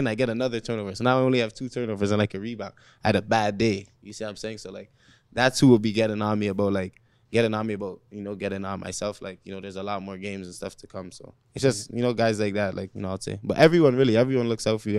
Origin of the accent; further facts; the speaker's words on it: Toronto, Ontario, Canada; growing up in Rexdale